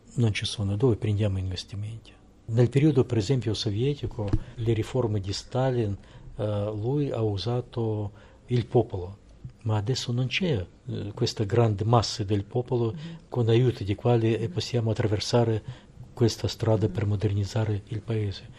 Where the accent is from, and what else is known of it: Russia; Italian is a second language